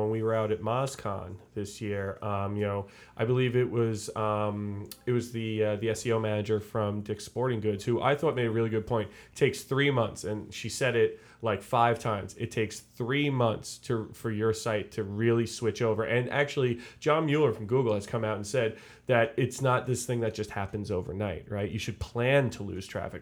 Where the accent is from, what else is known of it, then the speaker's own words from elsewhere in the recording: Long Island, New York, United States; I'm from Long Island